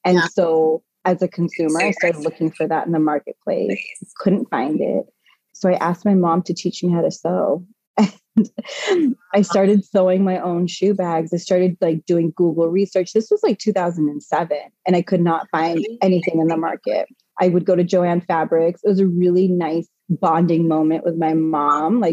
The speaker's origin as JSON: {"language": "English", "region": "California", "country": "United States", "tie": "born or raised there", "moved": "as an adult", "lives_now": "East Coast, United States", "said": "I was born and raised in California, so on the opposite side of the coast. I moved to the East Coast 16 years ago"}